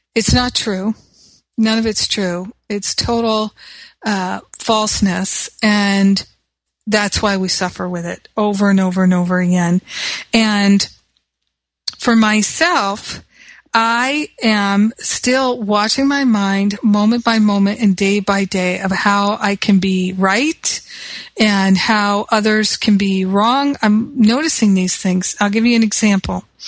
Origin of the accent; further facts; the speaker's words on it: United States; moved away; I'm American